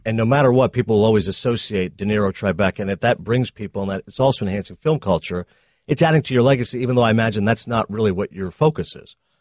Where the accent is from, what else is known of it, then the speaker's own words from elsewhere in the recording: Canada; also born or lived in Toronto; I'm a Canadian guy, thirty-eight years old. I was born in Toronto. I grew up in a small town